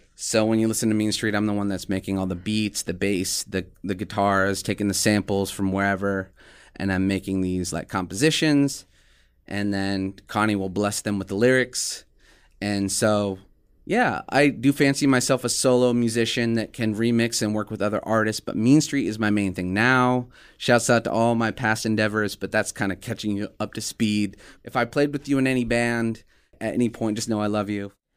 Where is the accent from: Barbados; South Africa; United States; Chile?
United States; Des Moines, Iowa; now in Omaha, United States; I was born in Omaha, Nebraska, went to school in Des Moines, Iowa.